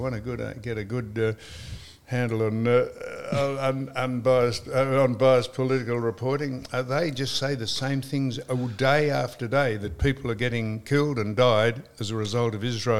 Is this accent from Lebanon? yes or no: no; Australia; we are Australian